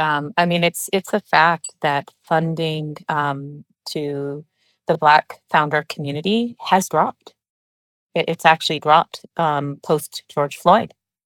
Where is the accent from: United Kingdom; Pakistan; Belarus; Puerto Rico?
Pakistan; born there; moved away; You know, I'm from Pakistan. That's where I was born.